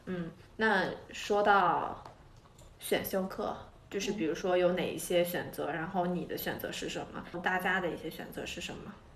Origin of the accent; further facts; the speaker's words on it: China; now in United States; 我作为一个在美国读书的中国人